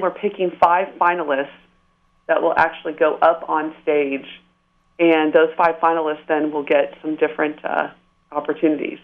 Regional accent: San Diego, California, United States; also born or lived in Panorama City, Los Angeles / Woodland Hills; So I'm a native Southern Californian. I was uh, born and raised in Southern California

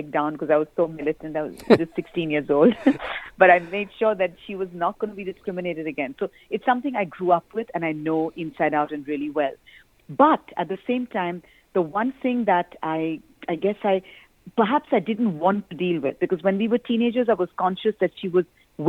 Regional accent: India; I grew up in India

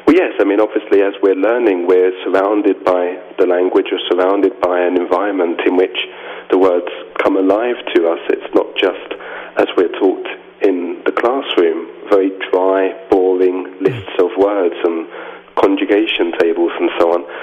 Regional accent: London, United Kingdom; moved away as an adult; now in Avignon, France; I was born and raised in London.

